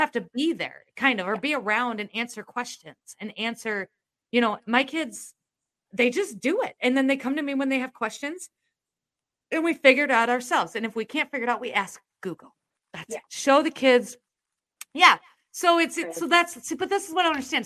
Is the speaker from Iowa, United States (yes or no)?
yes; Iowa, United States; I'm from Iowa